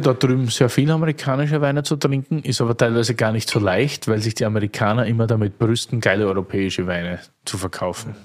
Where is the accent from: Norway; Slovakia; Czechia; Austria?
Austria; als Österreicher